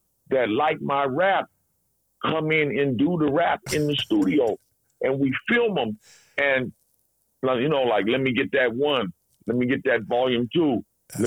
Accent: Seattle, Washington, United States; I grew up mostly in the South End

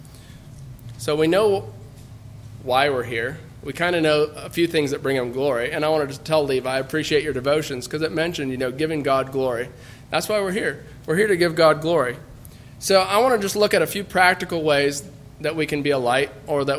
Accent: United States; as American Mennonites

